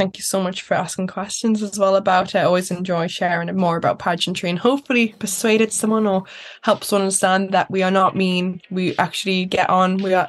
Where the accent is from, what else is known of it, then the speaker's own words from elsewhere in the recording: Newcastle, North East England, United Kingdom; I just want to hop on that plane, go away, come back, because again, I'm a Geordie girl. I love Newcastle so much.